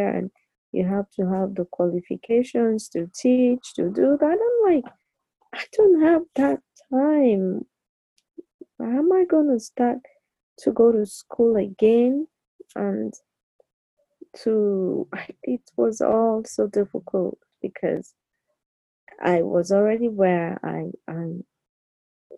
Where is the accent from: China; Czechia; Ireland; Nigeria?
Nigeria; moved away as an adult; now in United States; I'm still Nigerian